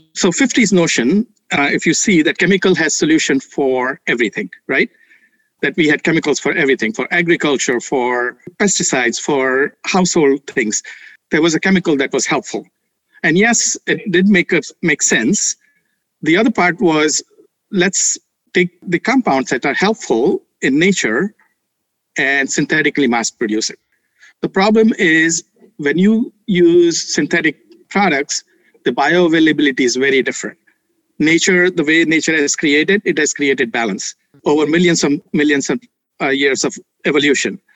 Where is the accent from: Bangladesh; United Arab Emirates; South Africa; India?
India; moved away; I grew up in India with mom who is Ayurvedic practitioner